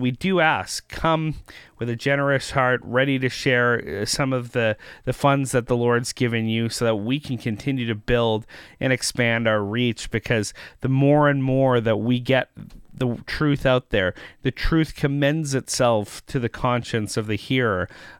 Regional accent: Canada; So for us Canadians who generally have to watch American content and then filter it through our cultural lens

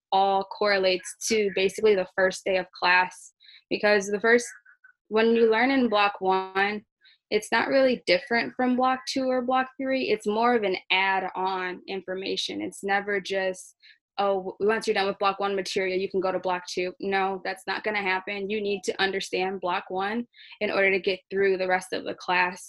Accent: Detroit, Michigan, United States; I'm from Detroit, Michigan

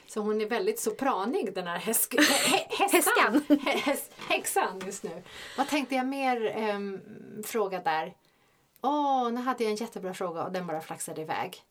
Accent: Stockholm, Stockholm County, Sweden; vi är båda från Stockholm

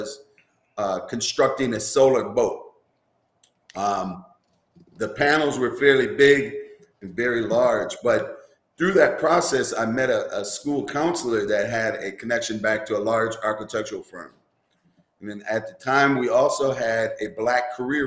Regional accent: Minneapolis, Minnesota, United States; growing up here in Minneapolis

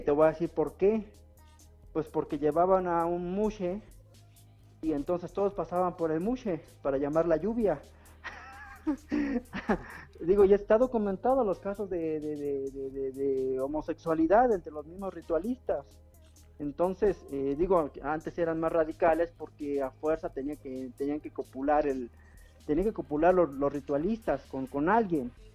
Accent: Mexico; el acento que tenemos aquí en México

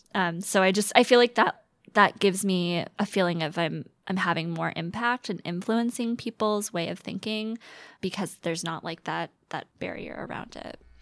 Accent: Atlanta, Georgia, United States; moved away as an adult; now in Seattle, United States; I'm from the Metro Atlanta area, Metro, Metro Atlanta, um, and went to school in Georgia

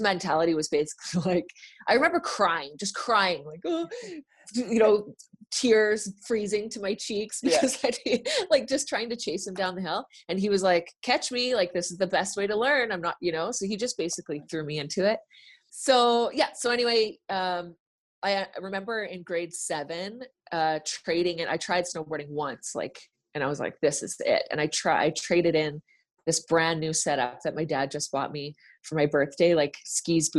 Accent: Vernon, British Columbia, Canada; moved away as an adult; also born or lived in Boston / Edmonton; So I grew up in Vernon, like going to Silver Star, just my whole childhood

